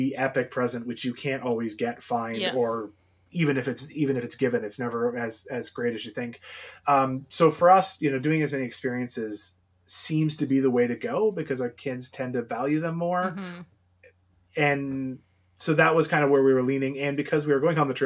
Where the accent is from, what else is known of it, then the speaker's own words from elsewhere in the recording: Ontario, Canada; also born or lived in London, Ontario; a Canadian here in Southwestern Ontario